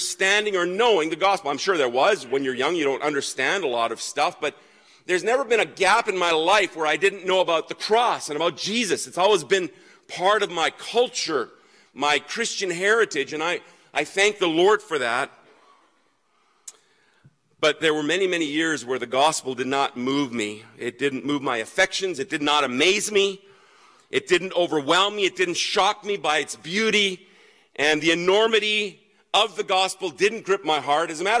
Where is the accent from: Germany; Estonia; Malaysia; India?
Germany; now in Canada; I grew up in Germany.